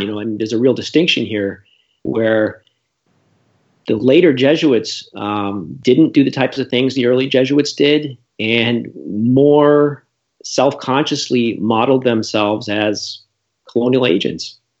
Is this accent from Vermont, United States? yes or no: yes; Vermont, United States; also born or lived in Navajo reservation; we're both from Vermont